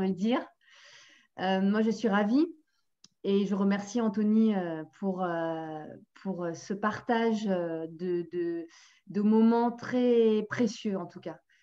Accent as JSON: {"language": "French", "country": "France", "said": "en tant que Français"}